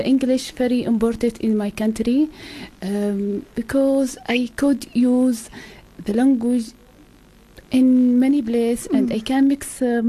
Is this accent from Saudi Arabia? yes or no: yes; Al-Namas, Asir, Saudi Arabia; English is a second language; moved away as an adult; now in Cape Town, South Africa; I am originally from Saudi Arabia, the south of Saudi.